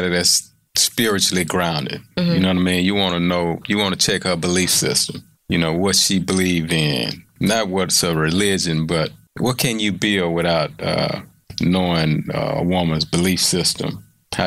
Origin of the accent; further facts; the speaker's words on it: Houston, Texas, United States; I'm from Fifth Ward, transferred to a school from Third Ward